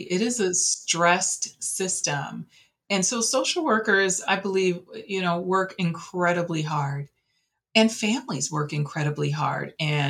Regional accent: Flint, Michigan, United States; moved away as an adult; also born or lived in Washtenaw County, Michigan; I grew up in the Flint area

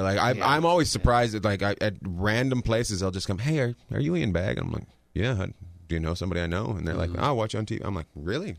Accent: Canada; I grew up in Canada.

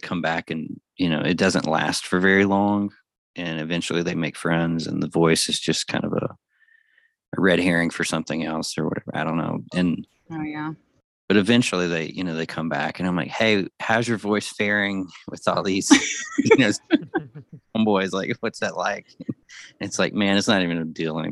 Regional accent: the South, United States; also born or lived in Alabama; now in Tucson, United States; I'm from the South

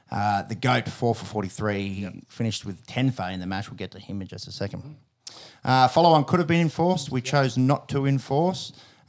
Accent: Australia; as an Aussie fan

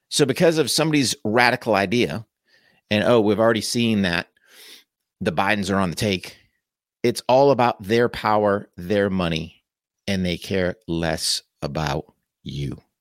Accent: United States; us as American

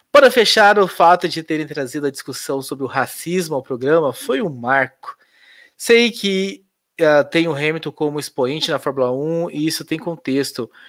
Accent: Curitiba, Paraná, Brazil; E como sou de Curitiba e por conhecer o Pequeno Príncipe, que é o hospital, né

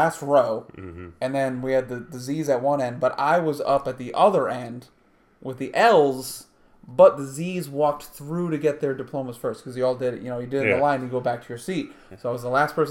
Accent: Massachusetts, United States; my hometown

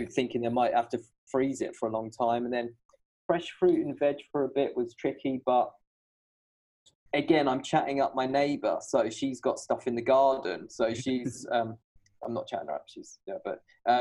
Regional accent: Shoreham-by-Sea, South East England, United Kingdom; moved away as an adult; also born or lived in Brighton; now in Hangzhou, China; Brighton, where I'm from. And I'm trying to sound cool. I'm more from Shoreham. I was born in Brighton

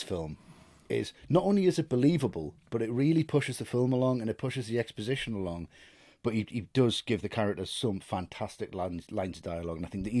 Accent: Buenos Aires, Argentina; I'm from Buenos Aires and I say kill them all.

